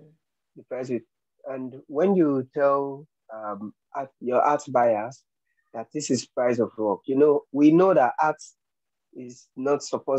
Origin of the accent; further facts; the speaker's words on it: Nigeria; I'm a Nigerian and I'm a painter